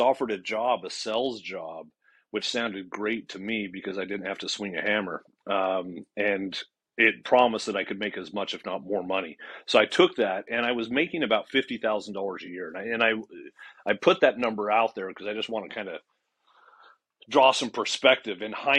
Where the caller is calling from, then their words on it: Phoenix, Arizona, United States; Phoenix. Yeah, I'm in Phoenix, Arizona.